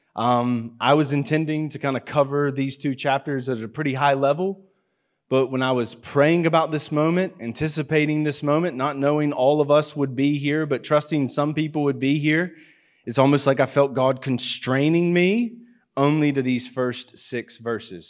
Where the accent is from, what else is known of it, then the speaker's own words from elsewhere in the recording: United States; moved away; I'm very obviously from America